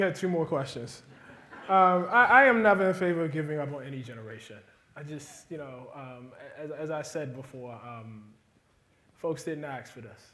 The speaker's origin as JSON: {"language": "English", "country": "United States", "said": "I'm an American."}